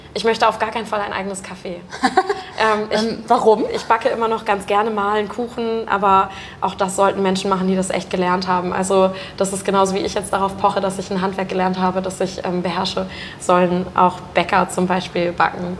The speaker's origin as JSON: {"language": "German", "area": "rural area between Uelzen, Lüneburg and Braunschweig", "region": "Lower Saxony", "country": "Germany", "also_born_or_lived": "Mannheim", "moved": "yes", "lives_now": "Hamburg, Germany", "said": "Hamburg ist von dort, wo ich herkomme, tatsächlich auch so gesehen die nächstgrößere Stadt. Also es gibt noch Uelzen, Lüneburg, Braunschweig. So, ich mhm. wohne genau in der oder ich wohnte genau in der Mitte"}